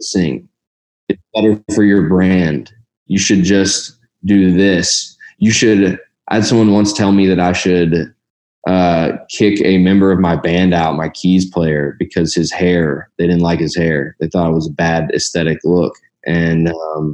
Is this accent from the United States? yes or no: yes; Louisville, Kentucky, United States; I grew up in Louisville